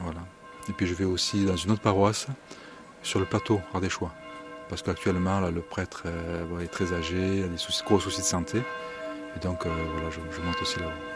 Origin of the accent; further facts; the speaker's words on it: Drôme Provençale, Vaucluse, Provence-Alpes-Côte d'Azur, France; accent: Midi; now in Ardèche, France; mon accent me trahit un petit peu. Je suis un peu plus du Midi, je ne suis pas de l'Ardèche. Je suis à Drôme Provençal, Vaucluse.